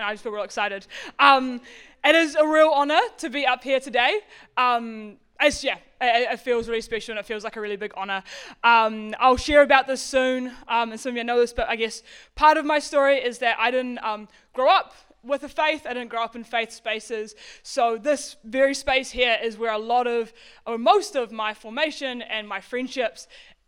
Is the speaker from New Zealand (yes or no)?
yes; Auckland, New Zealand; moved away as an adult; now in Wellington, New Zealand; I grew up in West Auckland.